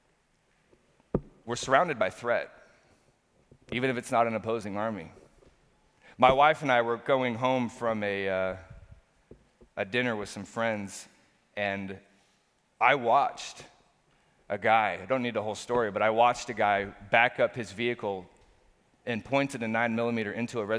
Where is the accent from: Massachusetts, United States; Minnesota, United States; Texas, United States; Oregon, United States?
Oregon, United States; Portland; being born and raised in Portland